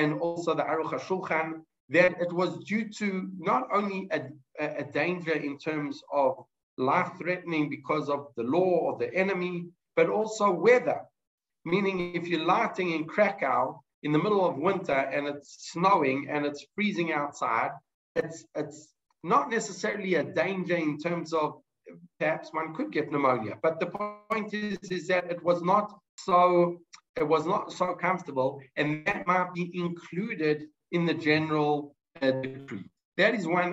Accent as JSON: {"language": "English", "country": "South Africa", "moved": "yes", "lives_now": "Israel", "said": "as a South African who's made Aliyah"}